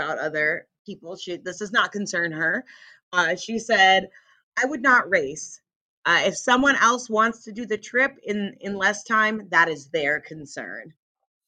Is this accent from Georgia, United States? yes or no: no; Monterey, California, United States; my hometown in Monterey